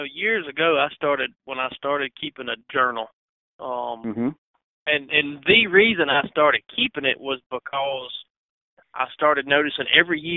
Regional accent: Northeast Mississippi, United States; moved away as an adult; now in Mississippi Delta, United States; I'm from Northeast Mississippi. I've lived, been in around the Delta for about 10 years now.

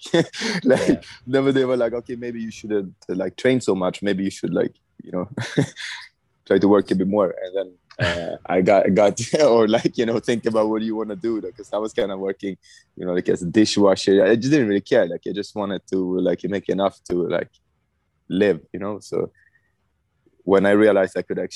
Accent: Stockholm, Stockholm County, Sweden; I was born in Stockholm, Sweden.

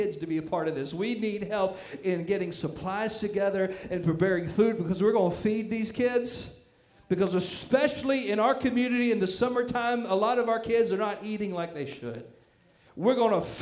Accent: the Bible Belt, United States; I grew up in the Bible Belt, where even the heathens knew all the Bible stories.

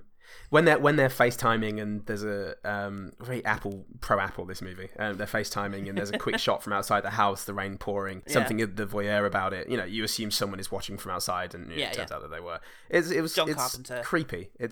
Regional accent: Oakland, California, United States; Bitch, you're barking up the wrong fucking tree. I'm from Oakland, ho!

